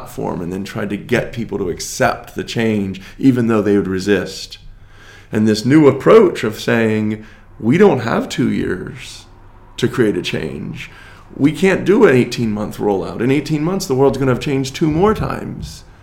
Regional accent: United States; as an American

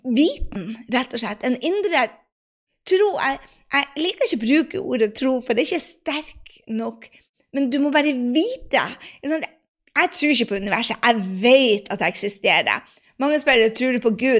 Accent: Northern Norway, Norway; jeg sier det med nordnorsk sjarm

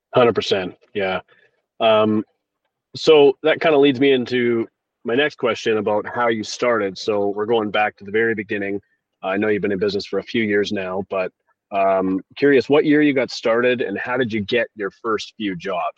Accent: Victoria, British Columbia, Canada; right here in my hometown of Victoria, British Columbia.

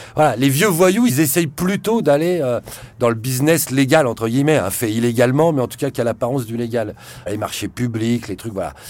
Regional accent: Pantin, Île-de-France, France; quand j'étais jeune, à Pantin, voilà, ils vendaient déjà des barrettes à la cité à côté de chez moi

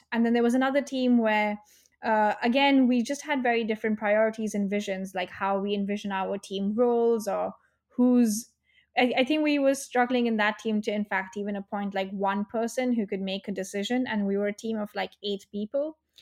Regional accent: India; now in United Kingdom; I'm from India

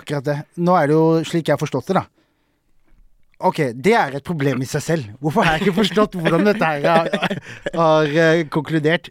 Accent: Sørlandet, Southern Norway, Norway; now in Oslo, Norway; Jeg er fra Sørlandet

